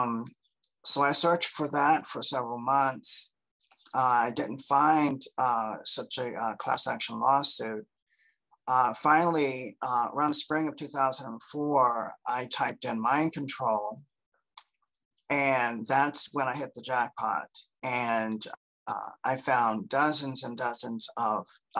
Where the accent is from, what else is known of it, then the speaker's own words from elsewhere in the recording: Cincinnati, Ohio, United States; also born or lived in Delaware, Ohio; I'm originally from Cincinnati, Ohio